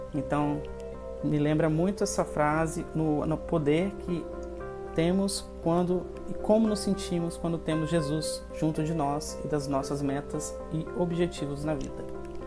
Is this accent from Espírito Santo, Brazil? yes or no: yes; Espírito Santo, Brazil; eu sou daqui do Espírito Santo